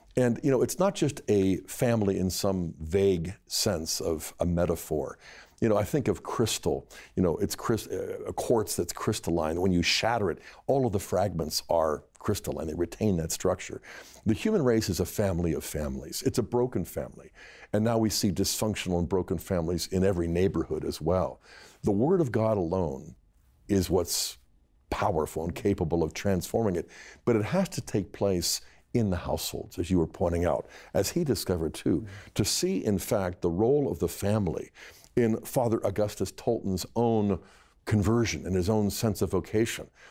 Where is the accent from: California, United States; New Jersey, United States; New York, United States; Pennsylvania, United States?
Pennsylvania, United States; Bethel Park; now in Steubenville, United States; growing up in Bethel Park